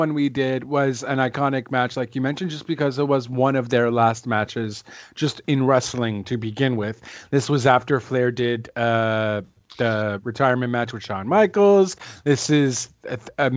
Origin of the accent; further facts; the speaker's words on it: Canada; I am not Russian. I am Canadian